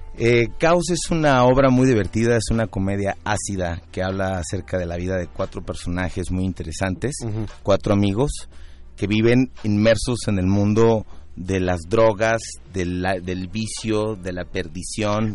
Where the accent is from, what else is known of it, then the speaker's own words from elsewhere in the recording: Guadalajara, Jalisco, Mexico; now in Mexico City, Mexico; todos los integrantes de, la obra somos de Guadalajara. Ah y, y todos radicamos acá